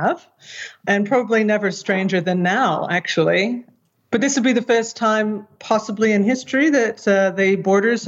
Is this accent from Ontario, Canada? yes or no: no; Victoria, British Columbia, Canada; moved away; also born or lived in North Vancouver; I was born in Victoria on Vancouver Island